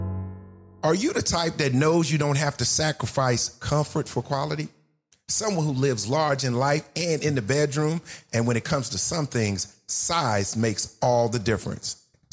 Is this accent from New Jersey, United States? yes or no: yes; New Jersey, United States; Yeah, I'm from Jersey. So I grew up in the New York, Jersey, you know.